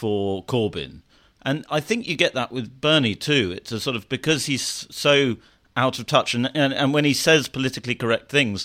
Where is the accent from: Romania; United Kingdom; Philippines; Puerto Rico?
United Kingdom; accent: British; my British accent